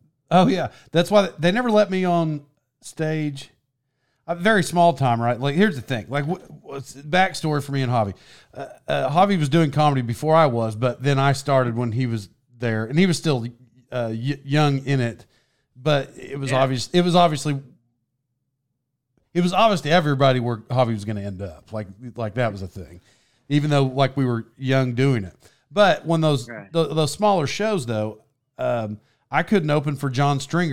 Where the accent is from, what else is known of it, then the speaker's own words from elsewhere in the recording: Texas, United States; they introduced me from Texas, and I got an accent